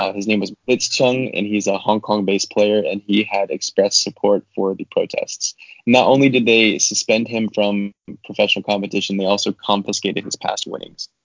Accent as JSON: {"language": "English", "country": "United States", "said": "our history as Americans, or in my history as an American"}